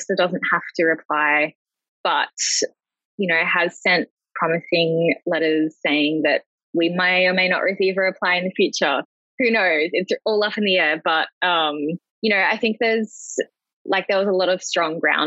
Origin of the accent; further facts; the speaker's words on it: Cairns, Queensland, Australia; growing up in Cairns and Far North Queensland